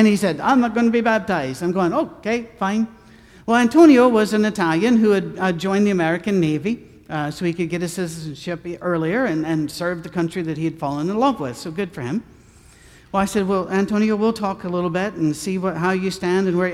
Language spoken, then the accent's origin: English; Scotland, United Kingdom; I'm a Scotsman.